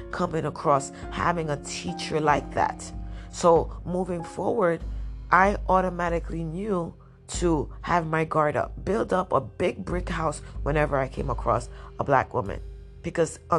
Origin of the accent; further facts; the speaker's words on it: New York City, New York, United States; I grew up in Washington Heights